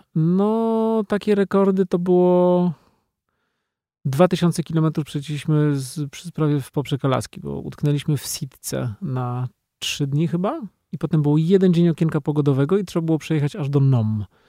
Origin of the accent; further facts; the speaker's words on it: Poland; jestem z Polski